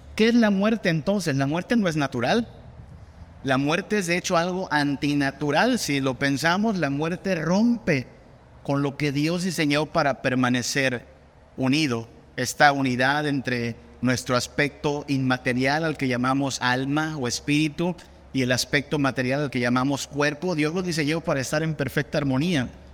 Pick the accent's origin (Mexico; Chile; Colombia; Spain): Mexico